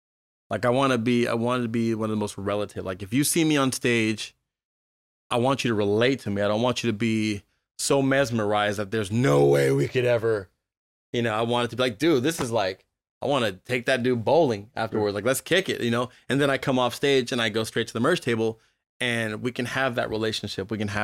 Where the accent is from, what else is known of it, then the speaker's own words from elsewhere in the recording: Berkeley, California, United States; also born or lived in Oakland; Born and raised in Berkeley, Berkeley and Oakland.